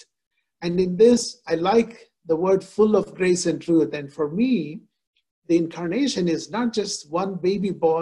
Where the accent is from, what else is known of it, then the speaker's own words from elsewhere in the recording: India; moved away; I am born and brought up in India. So I grew up in a context where Hindus, Muslims, Christians, we all live together